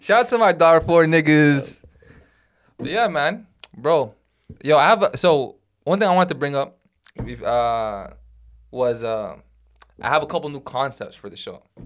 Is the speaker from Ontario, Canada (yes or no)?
yes; Toronto, Ontario, Canada; English is a second language; also born or lived in Sudan; my papers say, like, I'm Canadian-born, Toronto, but I'm E, and I'm in E S L class